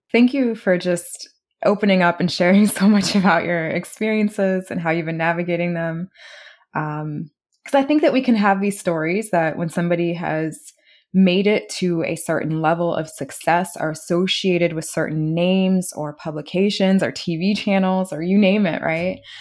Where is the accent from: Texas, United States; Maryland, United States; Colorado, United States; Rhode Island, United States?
Maryland, United States; Maryland area, United States; we're both from the Maryland area